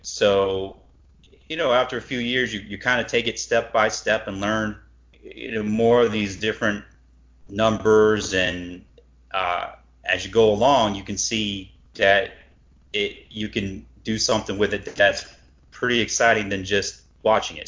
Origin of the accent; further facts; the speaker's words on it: Cleveland, Ohio, United States; growing up in Cleveland